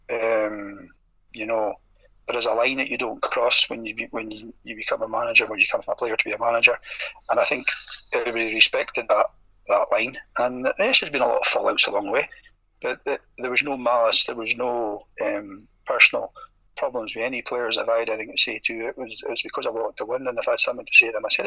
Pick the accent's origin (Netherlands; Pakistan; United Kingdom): United Kingdom; Merkinch, Scotland; I'm from the Merkins